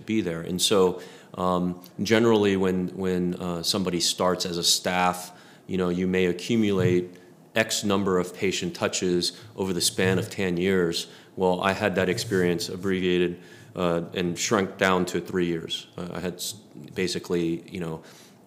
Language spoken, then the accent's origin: English; East Coast, United States; moved away as an adult; now in Texas, United States; we grew up in the East Coast.